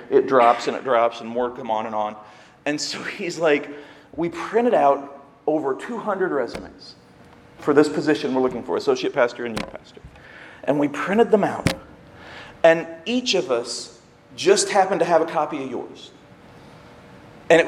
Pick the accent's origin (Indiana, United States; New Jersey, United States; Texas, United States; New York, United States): Indiana, United States; Seymour; moved away as an adult; now in Ohio, United States; I'm from Indiana, near Bloomington, which is IU, but I grew up in Seymour, which is a small town